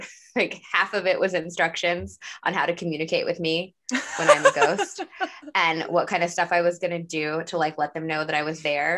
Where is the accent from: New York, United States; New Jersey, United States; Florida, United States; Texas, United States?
Texas, United States; I grew up in Texas